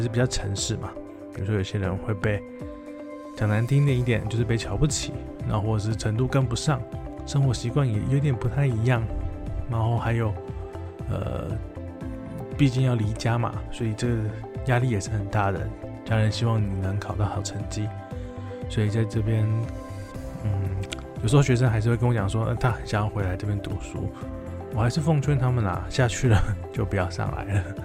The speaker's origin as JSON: {"language": "Chinese", "country": "Taiwan", "moved": "as an adult", "lives_now": "Thailand", "said": "大家知道我是台湾"}